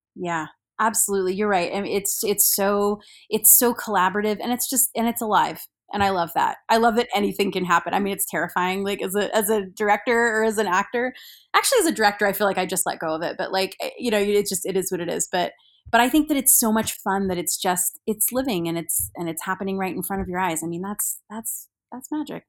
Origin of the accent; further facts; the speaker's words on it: Salina, Kansas, United States; I grew up in Salina along with Carrie, uh, Gilchrist